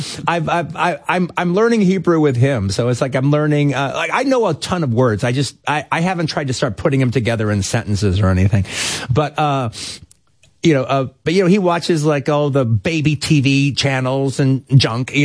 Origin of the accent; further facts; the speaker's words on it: Los Angeles, California, United States; also born or lived in Tel Aviv, Israel; I'm from Los Angeles and I didn't know I was going to be there that long